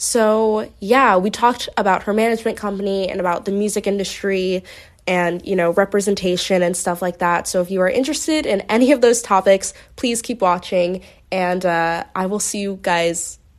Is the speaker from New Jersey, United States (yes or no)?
no; Philadelphia, Pennsylvania, United States; I know we're both from Philly